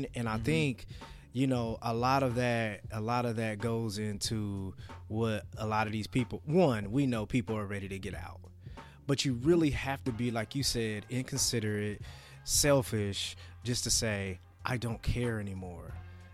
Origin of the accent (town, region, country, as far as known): United States